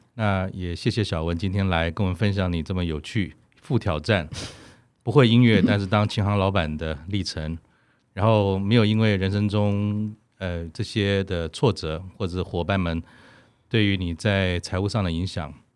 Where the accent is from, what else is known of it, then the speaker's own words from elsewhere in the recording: Taiwan; 我们五年级成长在台湾的时代